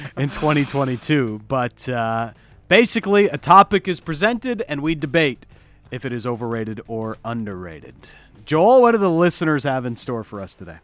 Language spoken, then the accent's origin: English; Toronto, Ontario, Canada; now in Vancouver, Canada; I'm the guy from Toronto